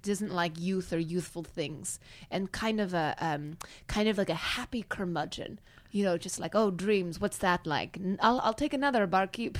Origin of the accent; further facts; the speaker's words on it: Kansas, United States; now in Los Angeles, United States; I'll be like, Ah, Kansas